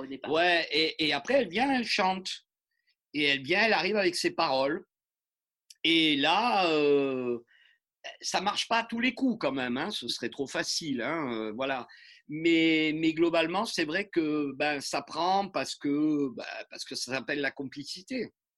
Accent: France; on est des Français

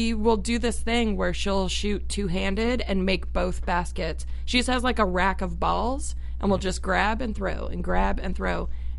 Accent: Tucson, Arizona, United States; also born or lived in Phoenix, Arizona; And like in Arizona, I grew up in Tucson actually. And then moved to the Phoenix area in high school.

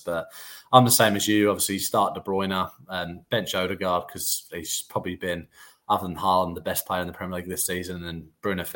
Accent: England, United Kingdom; being English

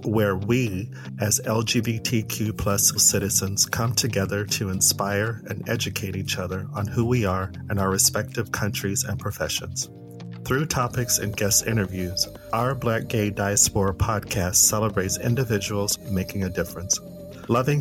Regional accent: United States; being American and being Black American

